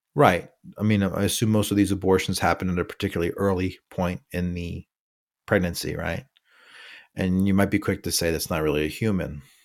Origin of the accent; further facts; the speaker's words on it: New York City, New York, United States; moved away; also born or lived in California; I'm from New York City, I've lived in California for a couple of years